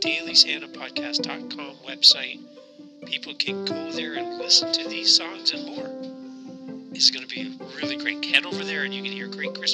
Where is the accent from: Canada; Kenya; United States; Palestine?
Canada; I'm from Canada